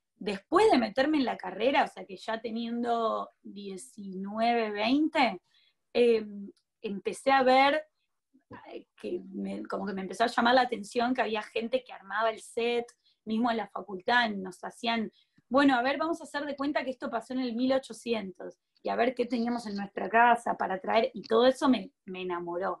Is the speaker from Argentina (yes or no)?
yes; Argentina; me crié en Argentina